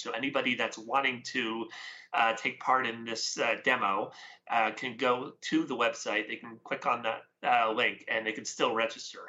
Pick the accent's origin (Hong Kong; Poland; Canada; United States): Canada; I am Canadian, so I'm, uh, from the West Coast here.